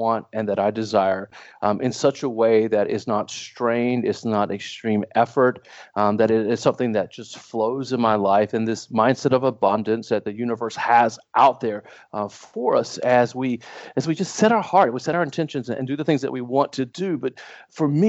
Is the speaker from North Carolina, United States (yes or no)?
yes; New Bern, North Carolina, United States; I grew up in a little town on the coast of North Carolina called New